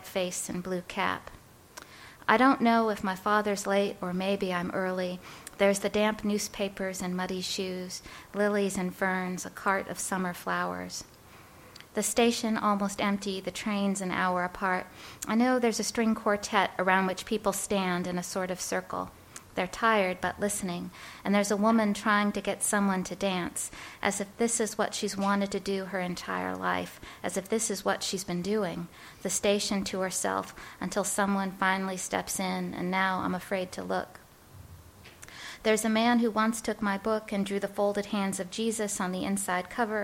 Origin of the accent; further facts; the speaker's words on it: Chicago, Illinois, United States; also born or lived in New York; I was born in New York, and my parents are from the Bronx. And when I was 7 years old, we moved out to Chicago